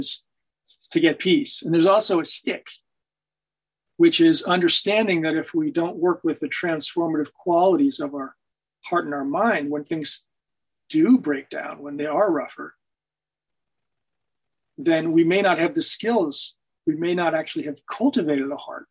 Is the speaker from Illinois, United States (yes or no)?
no; Hanover, New Hampshire, United States; moved away; my hometown of Hanover